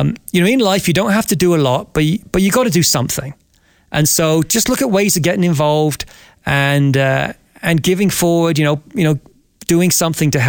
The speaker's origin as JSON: {"language": "English", "area": "Devon", "region": "South West England", "country": "United Kingdom", "tie": "born or raised there", "moved": "yes", "lives_now": "Cochrane, Canada", "said": "I'm from Devon originally. And as a lad, I'm the eldest of 6 children, and mum and dad would take us to the beaches, and we would build sandcastles and have picnics on the beaches in Devon"}